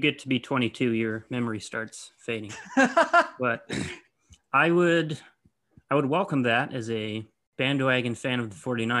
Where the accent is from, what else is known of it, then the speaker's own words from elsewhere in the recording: Bay Area, California, United States; I was born in the Bay Area.